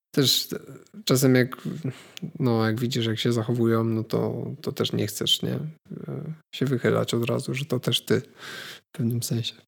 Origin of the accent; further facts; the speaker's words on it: Poland; skąd jestem, nie? no to bardzo chętnie powiem, że z Polski